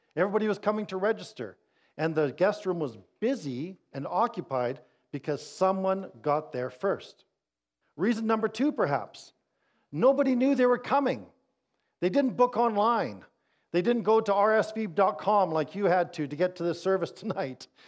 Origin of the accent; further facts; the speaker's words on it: Winnipeg, Manitoba, Canada; I'm from Winnipeg